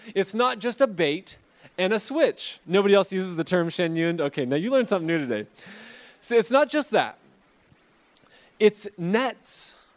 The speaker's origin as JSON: {"language": "English", "town": "Fresno", "region": "California", "country": "United States", "said": "I'm from Fresno"}